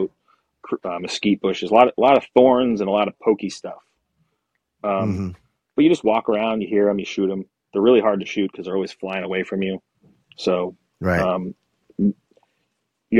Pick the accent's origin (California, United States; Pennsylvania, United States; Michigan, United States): Pennsylvania, United States; now in Arizona, United States; I grew up in Pennsylvania